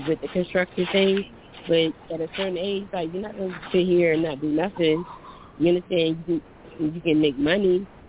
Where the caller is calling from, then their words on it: Philadelphia, Pennsylvania, United States; I'm calling from Philly, but I'm really contemplating moving there.